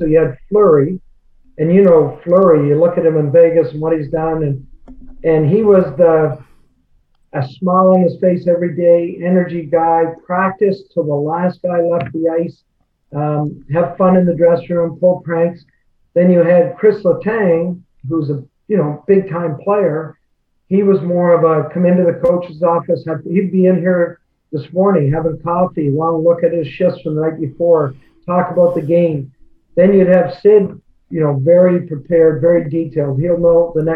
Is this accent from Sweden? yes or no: no; Nova Scotia, Canada; moved away; We're both from the Maritimes. I'm from Nova Scotia.